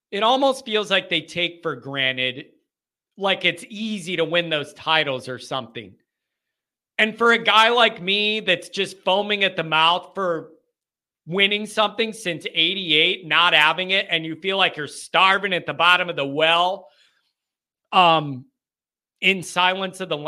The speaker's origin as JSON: {"language": "English", "region": "Alabama", "country": "United States", "tie": "born or raised there", "said": "I sound just like that growing up in Alabama."}